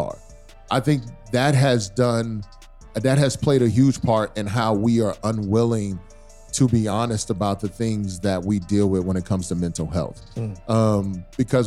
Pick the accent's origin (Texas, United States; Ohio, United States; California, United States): Texas, United States; So I grew up in the South. I grew up in Texas